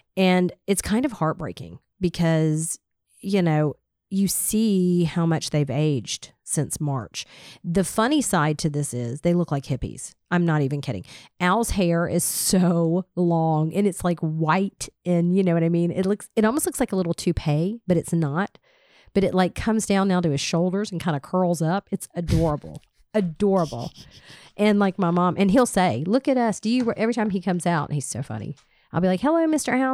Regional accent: Smyrna, Georgia, United States; I grew up in Smyrna. I've lived here my entire life.

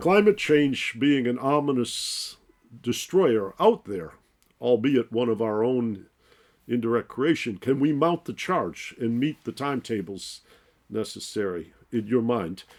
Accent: Detroit, Michigan, United States; I grew up in Detroit.

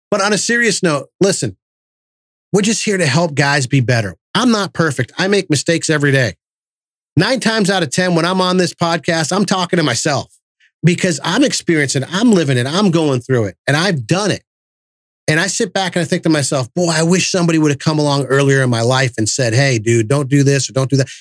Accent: Massachusetts, United States; moved away; I'm from Massachusetts and, you know, we're loud and obnoxious up there

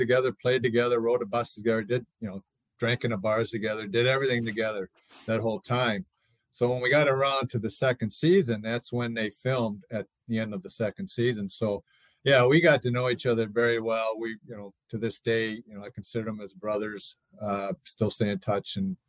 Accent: Saint Paul, Minnesota, United States; moved away; I grew up in Twin Cities in St. Paul.

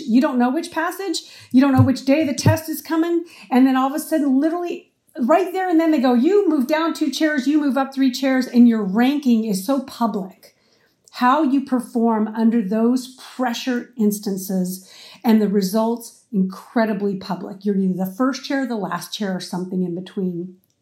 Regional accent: Arizona, United States; moved away as an adult; also born or lived in Houston, Texas; now in California, United States; I grew up in Arizona and I went to college in Houston, Texas.

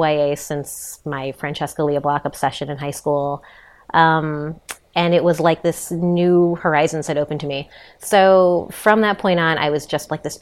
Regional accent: Chicago, Illinois, United States; moved away as an adult; now in New York, United States; as a Chicagoan

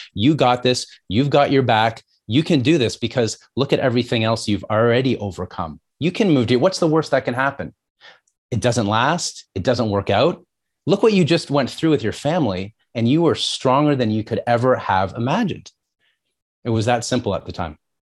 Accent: just outside of Toronto, Ontario, Canada; also born or lived in New York, United States; I grew up just outside of Toronto.

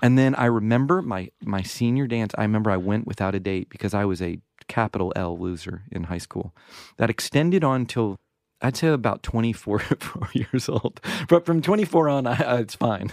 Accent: the South, United States; I grew up in the South

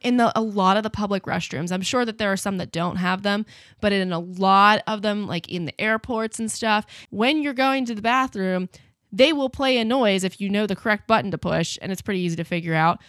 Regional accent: United States; being American

